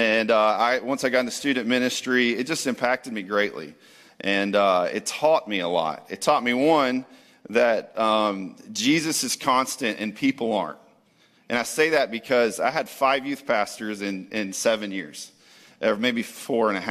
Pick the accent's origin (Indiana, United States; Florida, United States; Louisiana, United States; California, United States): Florida, United States; Jacksonville; moved away as an adult; also born or lived in Texas / Dallas; now in Palm Coast, United States; born and raised in Jacksonville